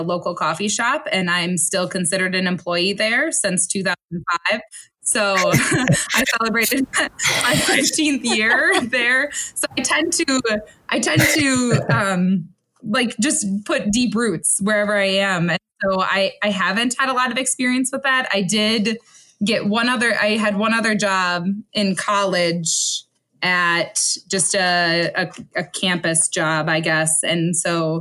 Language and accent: English; Onalaska, Wisconsin, United States; I am from the district that I work in. So I grew up in the Onalaska area.